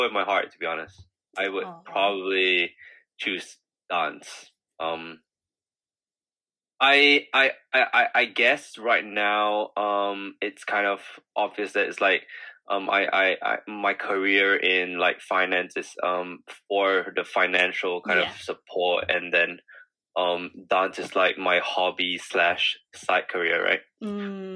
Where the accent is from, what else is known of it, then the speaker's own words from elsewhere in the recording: Singapore; moved away as an adult; now in London, United Kingdom; I'm from Singapore originally, so I grew up there